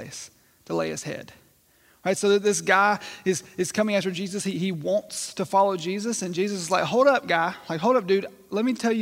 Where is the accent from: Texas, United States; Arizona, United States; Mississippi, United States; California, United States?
Mississippi, United States; growing up in Mississippi